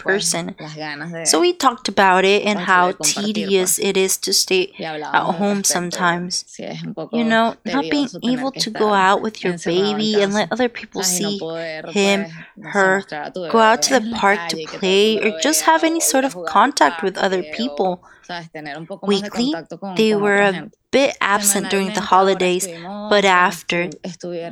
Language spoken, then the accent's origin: English; Venezuela; now in Humboldt County, United States; I'm from Venezuela